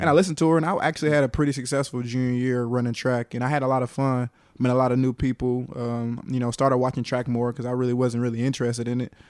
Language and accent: English; Atlanta, Georgia, United States; also born or lived in Carrollton, Georgia / Cobb County, Georgia; born in Carrollton, raised in Atlanta, uh, you know, kicked it with all you guys over in Cobb when I moved up, up there, uh, I guess after my sixth grade year